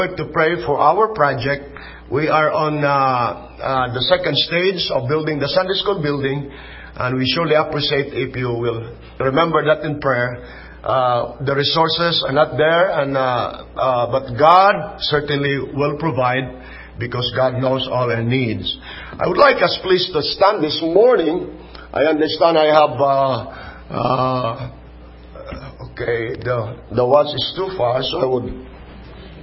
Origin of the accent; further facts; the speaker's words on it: Philippines; we are from the Philippines. So we are not Philippi, from Philippi, or we are not Philippians. We are Filipinos from the Philippines